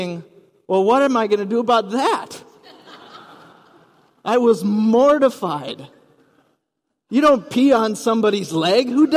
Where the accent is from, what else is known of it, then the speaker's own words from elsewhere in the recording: Rice Lake, Wisconsin, United States; moved away as an adult; also born or lived in West Coast / overseas / Minnesota; now in Twin Cities, United States; I grew up in Wisconsin, then moved to the West Coast, lived overseas for a few years, boomeranged back here to the Twin Cities, and settled in Minnesota